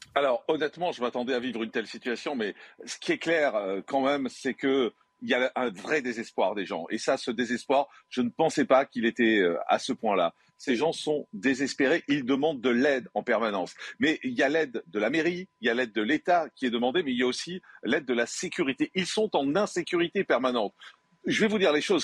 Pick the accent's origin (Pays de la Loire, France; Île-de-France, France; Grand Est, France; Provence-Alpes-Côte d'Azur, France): Provence-Alpes-Côte d'Azur, France; Marseille; j'ai grandi à Marseille